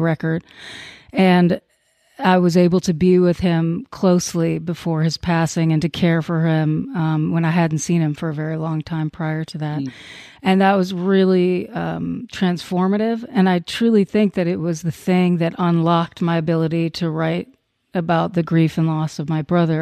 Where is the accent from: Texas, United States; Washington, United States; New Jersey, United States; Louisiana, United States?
Texas, United States; Crockett; I was in Crockett, a little town called Crockett, Texas